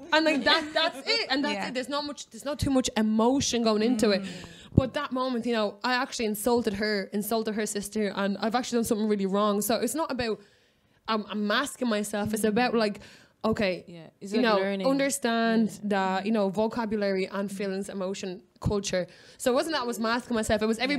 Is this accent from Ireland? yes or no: yes; Ireland; I remember, like, being Irish